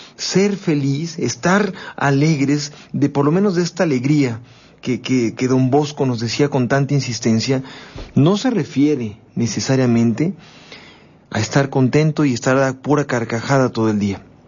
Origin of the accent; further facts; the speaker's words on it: Mexico; así somos los mexicanos